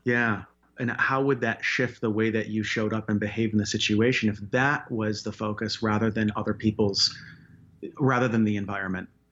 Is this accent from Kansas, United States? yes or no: no; Chicago, Illinois, United States; also born or lived in Wyoming; now in Denver, United States; Born and raised in Chicago, then moved to Wyoming, actually, for nine years, and then, uh, down here to Denver